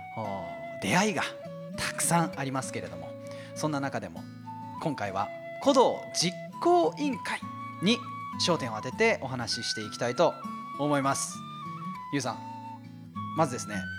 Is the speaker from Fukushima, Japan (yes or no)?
yes; Fukushima, Japan; moved away; 私のふるさと福島